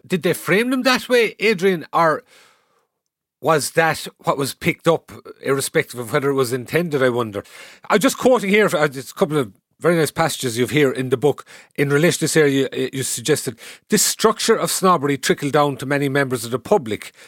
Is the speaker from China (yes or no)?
no; Cahersiveen, South Kerry, Munster, Ireland; moved away; I'm originally from Caersarín in South Kerry